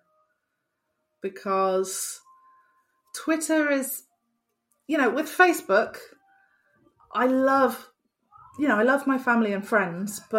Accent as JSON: {"language": "English", "region": "Wales", "country": "United Kingdom", "said": "I'm from Wales"}